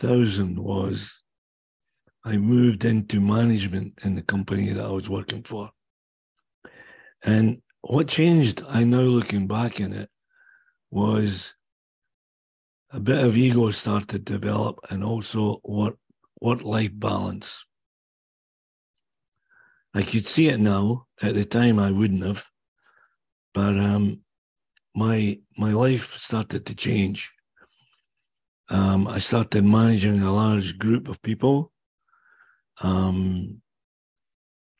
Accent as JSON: {"language": "English", "area": "Kingdom of Fife", "region": "Scotland", "country": "United Kingdom", "tie": "born or raised there", "accent": "Scottish", "moved": "yes", "lives_now": "Whitby, Canada", "said": "I was born and raised in the Kingdom of Fife on the east coast of Scotland"}